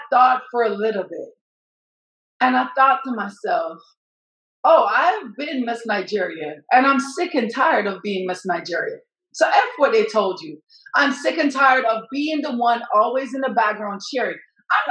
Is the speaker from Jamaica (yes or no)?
yes; Jamaica; now in United States; I'm from Jamaica